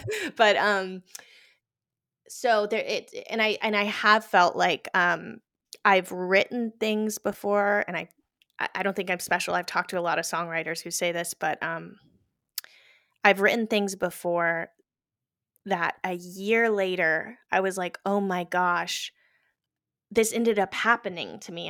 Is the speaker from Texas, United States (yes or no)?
yes; Houston, Texas, United States; moved away as an adult; also born or lived in New York; now in New Jersey, United States; I was born in Houston